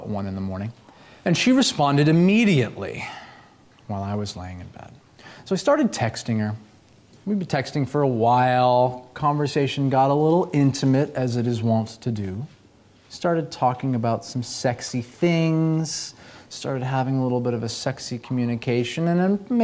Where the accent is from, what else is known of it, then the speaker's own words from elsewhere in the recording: Boston, Massachusetts, United States; moved away; also born or lived in Los Angeles, California; I'm from Boston originally